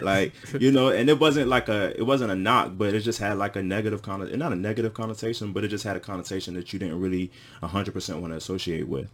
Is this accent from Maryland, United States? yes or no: yes; Washington, D.C. area, Prince George's County, Maryland, United States; moved away as an adult; now in Ghana; I grew up in the Washington, D C area